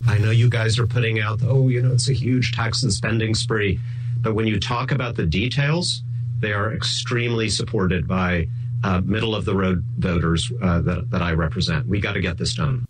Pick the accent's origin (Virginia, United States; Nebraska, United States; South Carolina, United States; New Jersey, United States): New Jersey, United States; Westfield; Westfield is my hometown as well. That's where we raised our, our daughters.